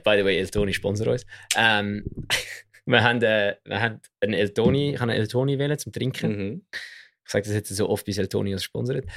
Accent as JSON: {"language": "German", "country": "Switzerland", "said": "als Schweizer"}